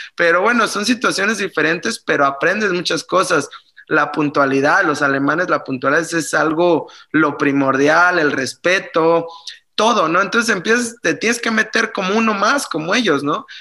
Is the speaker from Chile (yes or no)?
no; Mexico; moved away as an adult; also born or lived in Germany; empecé a mis 23 años cuando salí de México